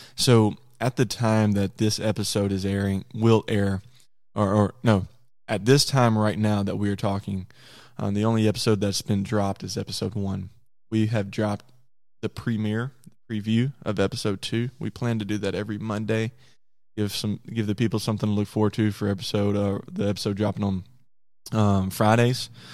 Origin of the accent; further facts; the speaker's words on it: Conway, Arkansas, United States; I'm from Conway, Arkansas